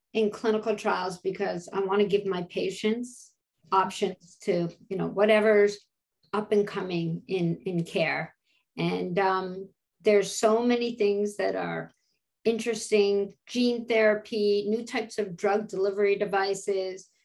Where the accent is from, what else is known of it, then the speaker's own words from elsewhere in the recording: Canada; moved away as an adult; now in United States; being a Canadian and coming to the States and seeing patients